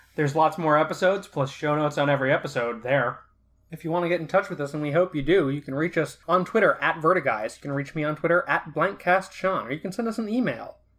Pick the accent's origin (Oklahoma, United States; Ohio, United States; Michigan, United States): Michigan, United States; Flint; I grew up in Flint. I drink Fago.